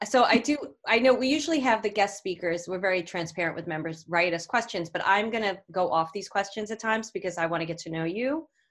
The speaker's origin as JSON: {"language": "English", "town": "New York City", "region": "New York", "country": "United States", "accent": "Brooklyn", "said": "There's my Brooklyn accent"}